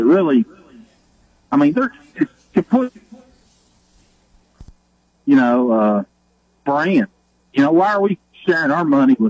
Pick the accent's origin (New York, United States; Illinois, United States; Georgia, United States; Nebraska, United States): Nebraska, United States; also born or lived in Oklahoma; And I, like you were saying, I grew up in Nebraska and Oklahoma.